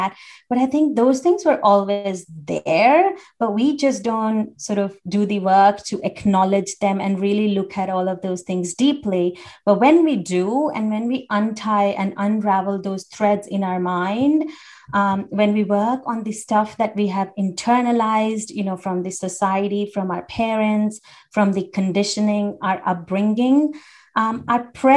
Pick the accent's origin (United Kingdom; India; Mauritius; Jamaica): India; I grew up in India